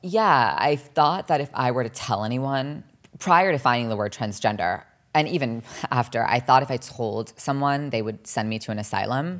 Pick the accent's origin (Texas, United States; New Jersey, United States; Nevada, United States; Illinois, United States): New Jersey, United States; also born or lived in Los Angeles, California; growing up in New Jersey, also everyone's very cookie cutter